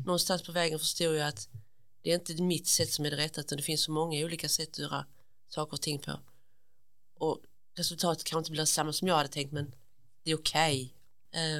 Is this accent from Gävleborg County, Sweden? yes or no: no; Munka Ljungby, Skåne, Sweden; also born or lived in Malmö; Jag är uppväxt i Munka Ljungby